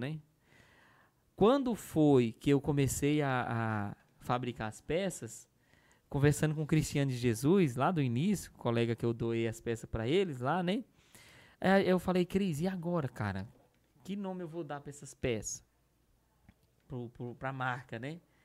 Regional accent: Northeast Region, Brazil; eu sou do Nordeste

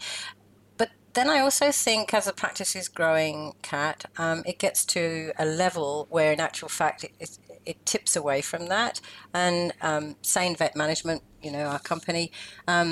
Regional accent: the Midlands of England, United Kingdom; moved away as an adult; also born or lived in New Zealand; now in Melbourne, Australia; originally from England, and I was born in the Midlands of England, and I came out to New Zealand in 1975

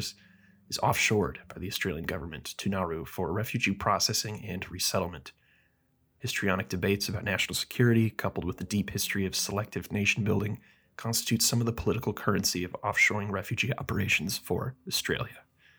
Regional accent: Texas, United States; born there; I was born in Texas.

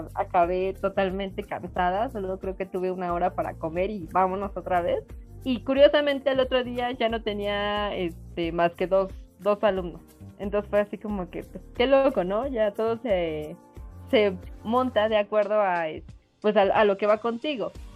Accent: Mexico; yo soy mexicana

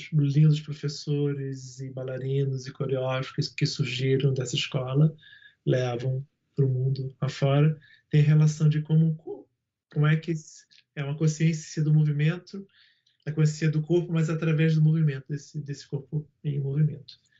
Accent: Rio de Janeiro, Brazil; eu sou nascido na Pavuna

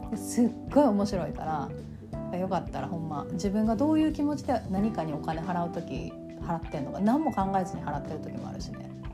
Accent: Kansai, Japan; accent: Kansai-ben

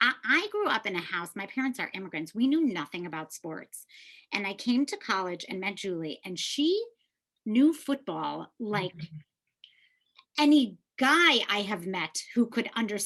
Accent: Chicago, Illinois, United States; we're both from Chicago.

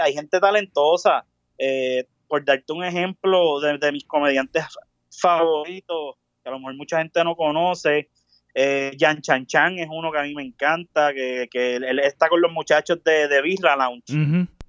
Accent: Caguas, Puerto Rico; also born or lived in San Juan; nací en San Juan, pero me crié en Caguas

